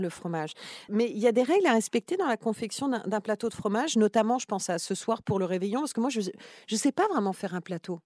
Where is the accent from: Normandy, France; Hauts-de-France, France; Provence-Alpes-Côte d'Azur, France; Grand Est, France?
Normandy, France; je suis normande. Le camembert, euh, il y en avait tout le temps. C'était le seul fromage d'ailleurs qu'il y avait à la fin des, repas à la maison